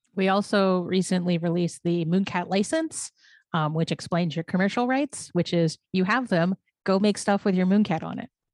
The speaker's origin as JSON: {"language": "English", "country": "Canada", "said": "I'm a Canadian"}